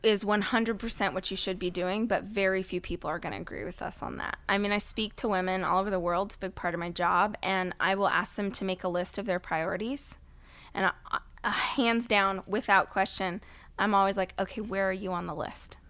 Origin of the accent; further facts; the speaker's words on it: Bakersfield, California, United States; I grew up in Bakersfield, California, which is about two hours north of here